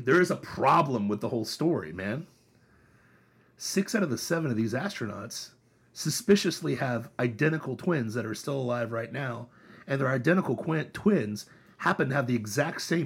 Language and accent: English; Troy, Ohio, United States; I grew up in Troy, Ohio, just south of Wapakoneta